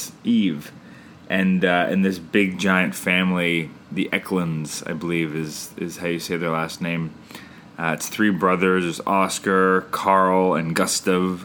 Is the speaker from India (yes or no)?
no; Canada; I'm Canadian filmmaker